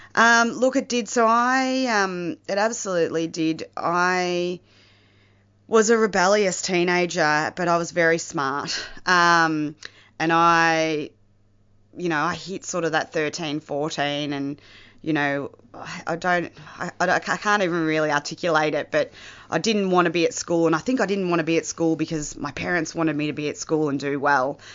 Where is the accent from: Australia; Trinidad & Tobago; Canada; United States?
Australia; the Mallee, northwest Victoria; I am not from Melbourne. I originally grew up in the Mallee, uh, northwest Victoria, in a small country town.